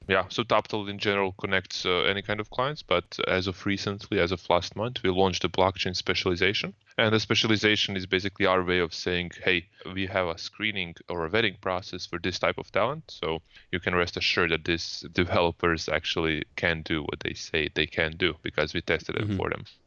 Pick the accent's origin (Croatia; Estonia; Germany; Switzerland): Croatia; I come from Croatia